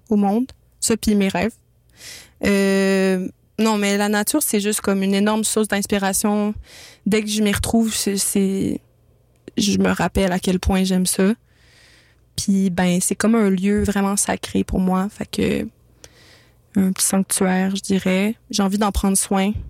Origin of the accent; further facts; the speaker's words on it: Montreal, Quebec, Canada; du Myland et du plateau Mont-Royal dans le temps que mes parents, ils pouvaient se le payer.